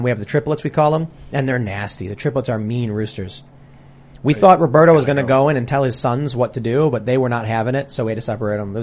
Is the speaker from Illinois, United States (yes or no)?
yes; Chicago, Illinois, United States; Villa Rosa and Danny's Pizza were the local pizza places I used to eat at when I was growing up